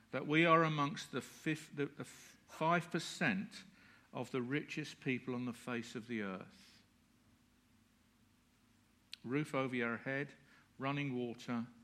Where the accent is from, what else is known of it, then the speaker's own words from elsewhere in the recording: United Kingdom; We're British.